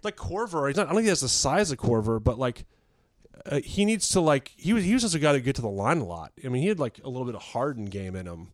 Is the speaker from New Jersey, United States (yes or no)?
no; Virginia, United States; I'm from Virginia